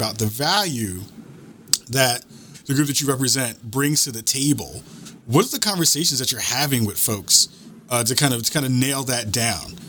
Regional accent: New York City, New York, United States; I'm from New York City

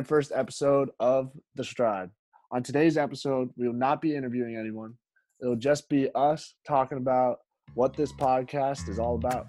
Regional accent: Framingham, Massachusetts, United States; also born or lived in Wayland, Massachusetts; I'm from Framingham, Massachusetts, but went to Wayland High School.

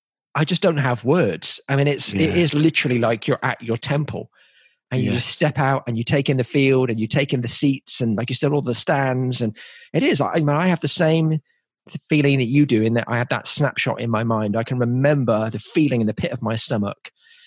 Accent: Oxford, South East England, United Kingdom; moved away as an adult; now in United States; I'm from Oxford originally

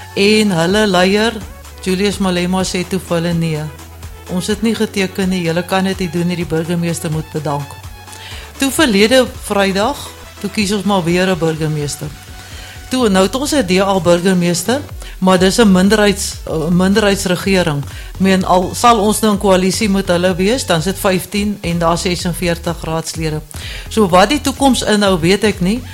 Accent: Cape Town, Western Cape, South Africa; also born or lived in Johannesburg; now in Deneysville, South Africa; lank lank gelede as ek in die Kaap gebore.

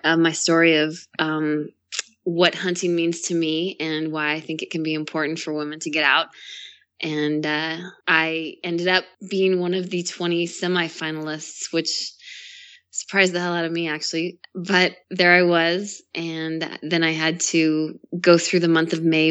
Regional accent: Boise, Idaho, United States; also born or lived in California; I am born and raised in Idaho. Um, started out in a small town right outside of Boise and moved into Boise when I was a little bit older

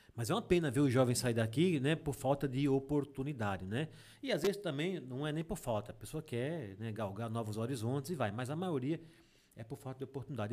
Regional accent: Água Branca, Alagoas, Brazil; also born or lived in Delmiro Gouveia; eu mesmo sou de Água Branca, né? Eu sou da Serra de Água Branca

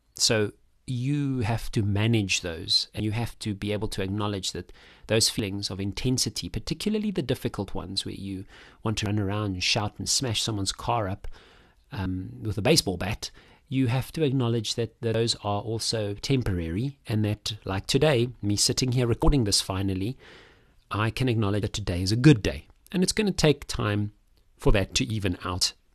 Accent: South Africa; I'm a South African man, thirty-five, thirty-five-year-old

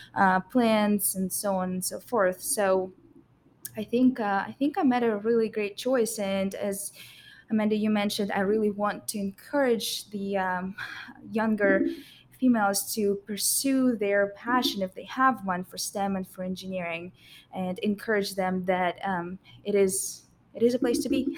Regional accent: Russia; moved away as an adult; now in United States; I came from Russia, and that's where I attended high school.

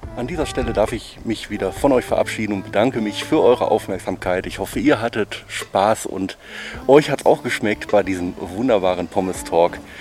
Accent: Oberhausen, North Rhine-Westphalia, Germany; ich bin im Oberhausen am Norden aufgewachsen.

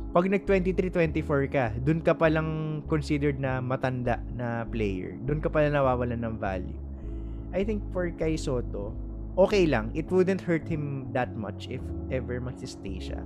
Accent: Philippines; as a Filipino

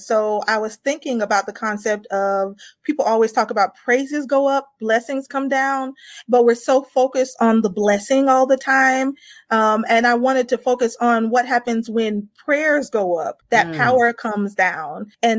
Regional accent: Atlanta, Georgia, United States; I've been in Atlanta, Georgia for a very long time. So I say I'm from Atlanta

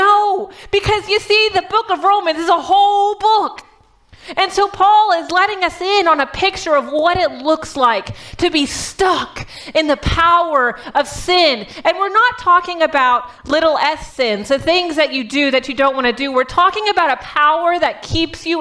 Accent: Texas, United States; now in Michigan, United States; I'm from Texas

